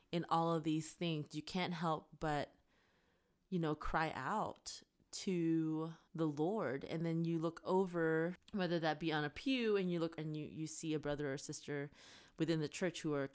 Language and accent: English; Canada; now in United States; And then for me being Canadian mm. and the elections being around the corner.